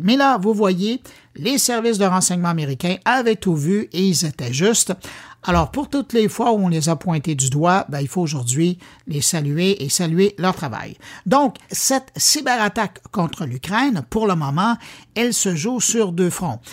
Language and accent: French; Quebec, Canada; par chez nous à Québec